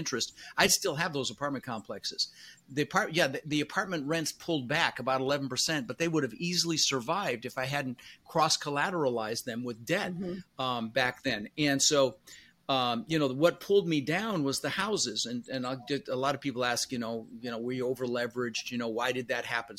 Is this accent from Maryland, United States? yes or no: no; Denver, Colorado, United States; English is a second language; also born or lived in Netherlands; I was born in the Netherlands, you know, wooden shoes and windmills, and immigrated when I was 6 years old with my brother Albert, my mother's Vancha. Ended up in Denver, Colorado